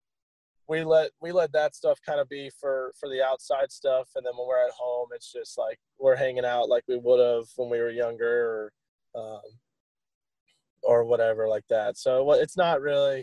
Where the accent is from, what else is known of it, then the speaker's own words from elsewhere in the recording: Ohio, United States; moved away; where I was born in Ohio